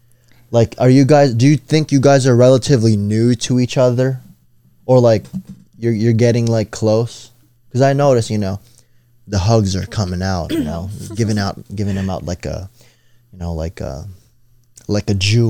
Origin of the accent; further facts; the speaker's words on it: Philippines; We're Filipino, dude. We eat vampires.